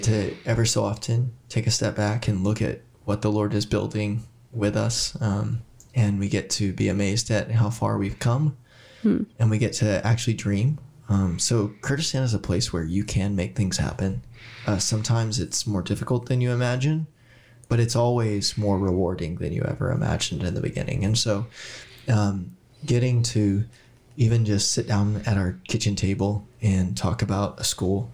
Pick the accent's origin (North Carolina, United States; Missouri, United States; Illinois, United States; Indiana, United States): Indiana, United States; Southern; moved away as an adult; also born or lived in Portland; now in Erbil, Iraq; I come from Southern Indiana